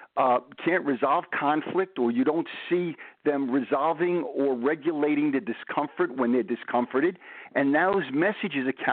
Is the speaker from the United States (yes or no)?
yes; New York City, New York, United States; now in New Jersey, United States; I'm from Brooklyn